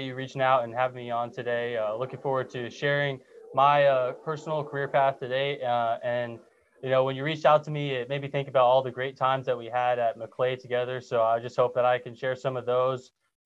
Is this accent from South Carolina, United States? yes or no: no; Fort Myers, Florida, United States; also born or lived in Tallahassee, Florida / Tampa, Florida; I'm originally from Fort Myers, Florida